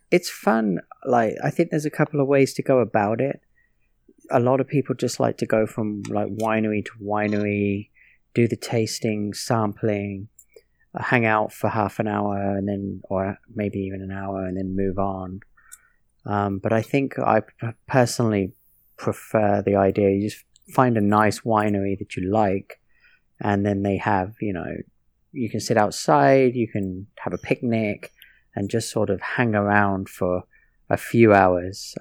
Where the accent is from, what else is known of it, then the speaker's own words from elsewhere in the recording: Northampton, East Midlands, United Kingdom; moved away; growing up in England